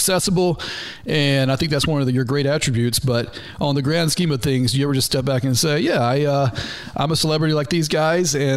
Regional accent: North Georgia, United States; now in Florida Keys, United States; I am a doofus from North Georgia

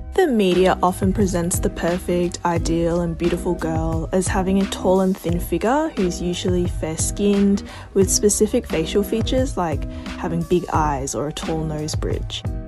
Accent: Australia; growing up in Australia

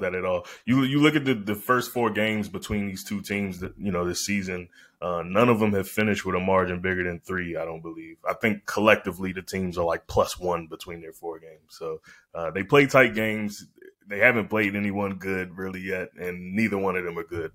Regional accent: DMV area, United States; I'm actually from the D M V area, so, uh, heavy Washington Commanders influence around here

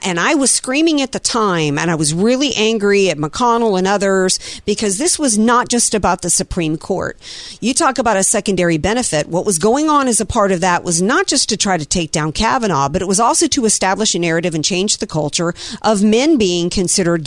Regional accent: the South, United States; growing up in the South where there's tornado sirens and warnings

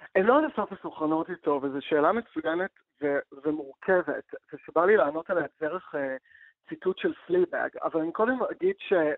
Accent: Israel

